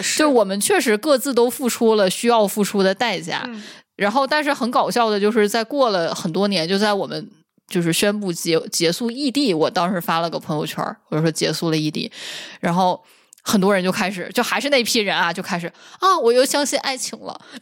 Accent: Northeast China, China; 我一个土生土长东北人，我不知道吗？

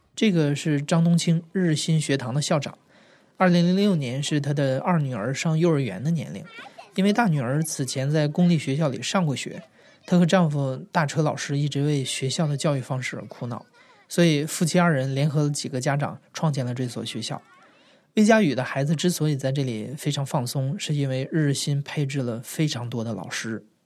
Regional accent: Northeast China, China; now in Beijing, China; 我来自东北的一个小地方，我上学的那会儿自诩也算是个成绩还可以的学生了吧，即使是这样，我也是在体罚中混大的。我现在在北京生活

